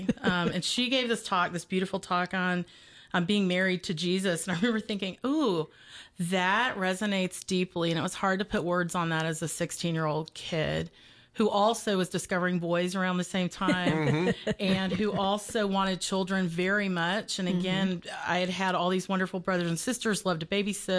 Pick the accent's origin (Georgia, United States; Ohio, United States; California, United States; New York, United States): Georgia, United States; Warner Robins; born there; But I was born in Middle Georgia in Warner Robins and went to college at University of West Georgia out in Carrollton